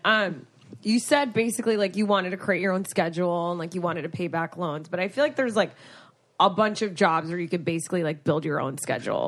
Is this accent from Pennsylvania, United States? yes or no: no; Florida, United States; I'm from Florida, the penis of America